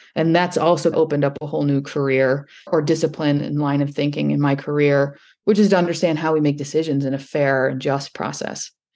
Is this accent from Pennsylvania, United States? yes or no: no; northern Indiana, United States; I grew up in the Great Lakes in northern Indiana.